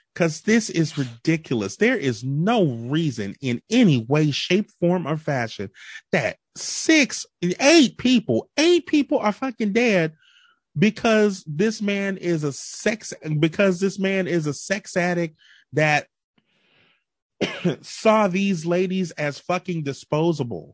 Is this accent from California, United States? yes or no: no; New Orleans, Louisiana, United States; we grew up in New Orleans. We're very close to the Vietnamese population here. And I live in New Orleans East